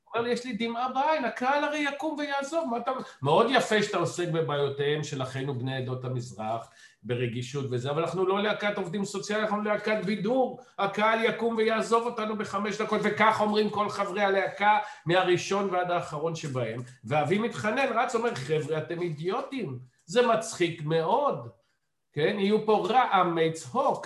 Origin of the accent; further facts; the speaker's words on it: Ramat Gan, Tel Aviv District, Israel; אני לא גדלתי בבית של אבי, אלא גדלתי בבית אמי, בית בורגני חביב ברמת גן